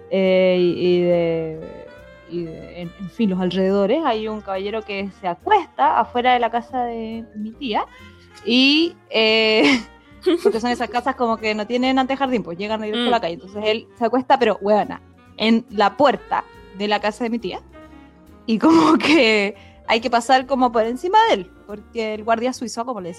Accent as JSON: {"language": "Spanish", "town": "Santiago", "region": "Santiago Metropolitan Region", "country": "Chile", "said": "Porque bueno, yo soy full santiaguina, ahí Como que en Estados Unidos, pero onda en Chile y yo solo en Santiago."}